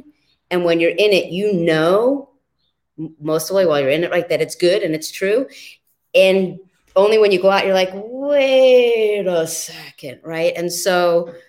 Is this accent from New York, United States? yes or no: yes; New York City, New York, United States; I lived with my dad in New York City's East Village in the 1970s